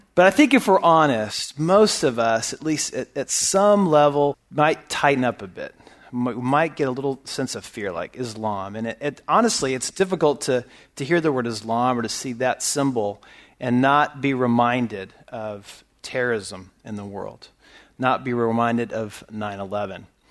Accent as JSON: {"language": "English", "region": "California", "country": "United States", "tie": "born or raised there", "moved": "yes", "lives_now": "Texas, United States", "said": "I was born in California, raised in California."}